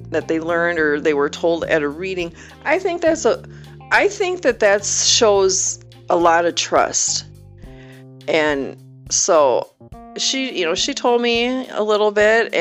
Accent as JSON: {"language": "English", "region": "Wisconsin", "country": "United States", "moved": "yes", "said": "I was from Wisconsin"}